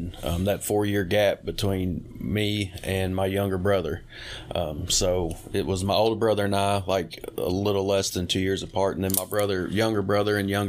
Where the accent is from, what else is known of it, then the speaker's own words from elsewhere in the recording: Louisville, Kentucky, United States; also born or lived in Bowling Green, Kentucky; I was born and raised in Louisville